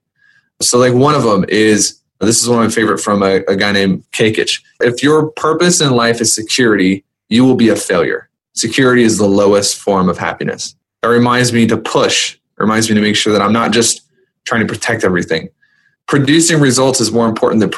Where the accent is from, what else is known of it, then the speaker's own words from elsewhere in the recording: Memphis, Tennessee, United States; I was raised in Memphis